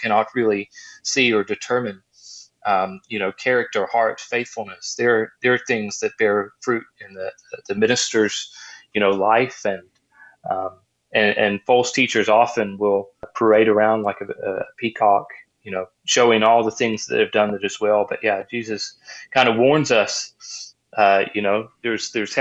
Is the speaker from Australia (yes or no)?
yes; Australia; now in Virginia, United States; I grew up in Australia where, you know, there was times where we had water droughts